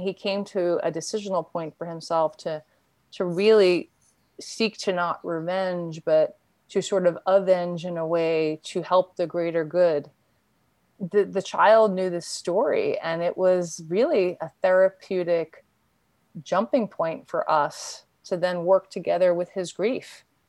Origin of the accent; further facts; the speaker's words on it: New York, United States; I grew up in New York, the greater New York area. I was born in Queens.